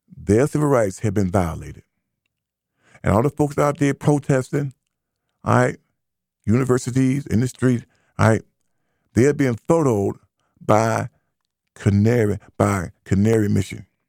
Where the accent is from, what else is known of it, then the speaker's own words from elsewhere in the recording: United States; As American black who identifies as ADOS, to stand for American Citizen Slaves